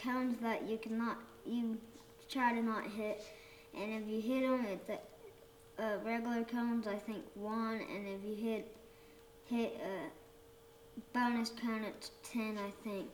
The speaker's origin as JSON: {"language": "English", "town": "Bixby", "region": "Oklahoma", "country": "United States", "lives_now": "Skiatook, United States", "said": "I'm from Bixby, Oklahoma"}